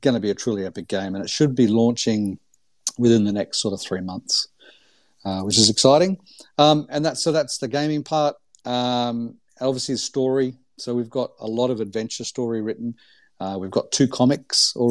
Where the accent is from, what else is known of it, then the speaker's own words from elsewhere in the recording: Gold Coast, Queensland, Australia; I grew up on the Gold Coast in Australia